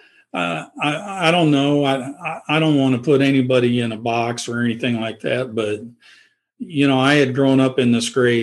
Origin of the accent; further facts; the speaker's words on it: Independence, Missouri, United States; also born or lived in Oelwein, Iowa; I was in grade school when we migrated to the city. My mom and dad sold their farm, and we moved to Independence, Missouri